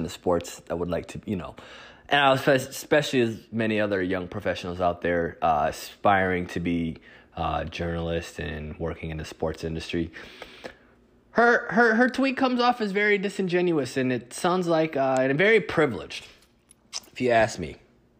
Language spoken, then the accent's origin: English; Midwest, United States; both of us being from the Midwest